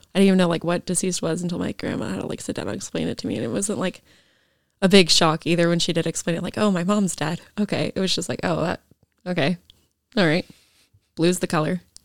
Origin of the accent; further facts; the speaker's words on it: Issaquah, Washington, United States; so I grew up in Issaquah, and then I lived with my grandparents over there